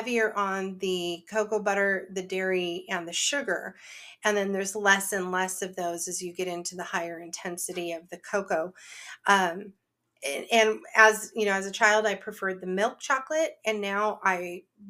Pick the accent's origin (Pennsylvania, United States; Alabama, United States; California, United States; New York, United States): California, United States; near San Francisco; I grew up near San Francisco, which is the home of Ghirardelli